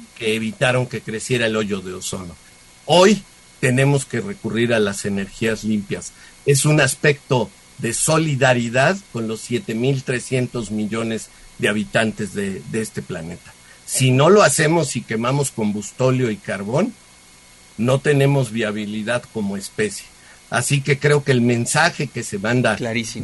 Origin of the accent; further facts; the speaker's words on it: Mexico; somos los mexicanos